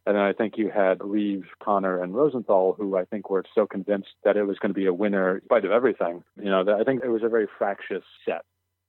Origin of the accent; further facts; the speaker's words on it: Canada; Sid had this marvelous Canadian sense of humor, which I share with him because I'm also Canadian.